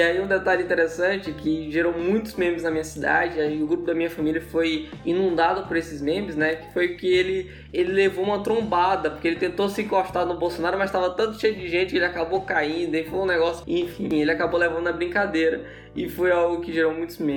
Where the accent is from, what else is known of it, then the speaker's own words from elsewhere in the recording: Imperatriz, Maranhão, Brazil; Imperatriz, que é a minha cidade natal.